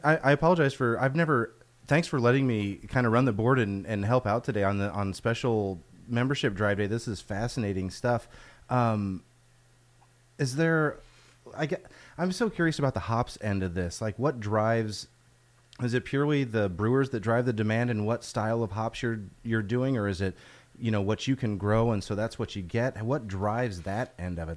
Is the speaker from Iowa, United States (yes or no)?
yes; Iowa, United States; moved away; I'm from Iowa